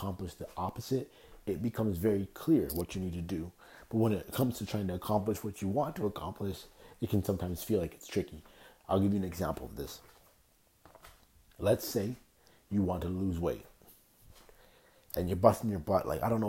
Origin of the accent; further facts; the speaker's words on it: Toronto, Ontario, Canada; That was how I grew up in Toronto